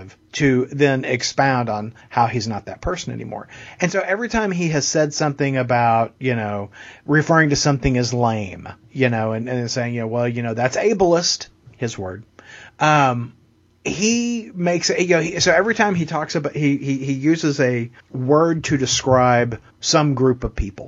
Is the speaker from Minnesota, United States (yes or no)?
no; Texas, United States; I'm a Texan